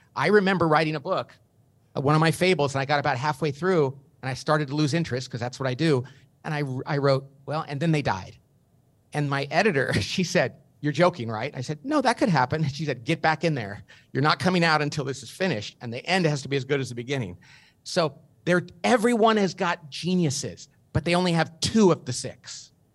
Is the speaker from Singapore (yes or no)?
no; Bakersfield, California, United States; I grew up in Bakersfield, California, not a very sophisticated place